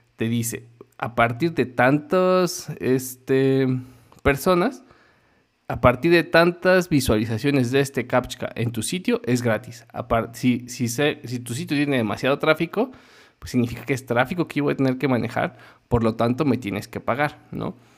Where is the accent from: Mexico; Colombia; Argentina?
Mexico; Como mexicano